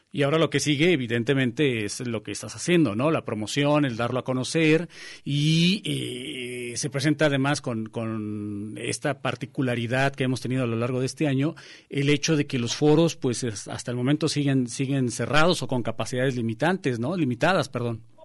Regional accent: Mexico; los mexicanos

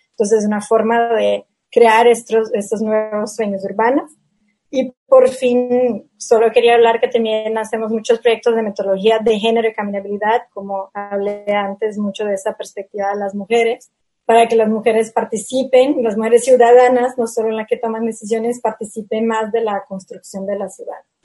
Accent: Brazil; Spanish is a second language; como soy de Brasil

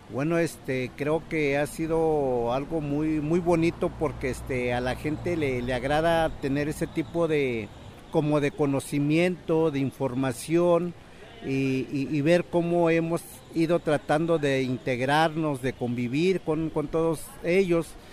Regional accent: northern State of Mexico, Mexico; first language Mazahua; Spanish is a second language; also born or lived in Guadalajara, Jalisco; Soy originario del Estado de México, norte del Estado de México

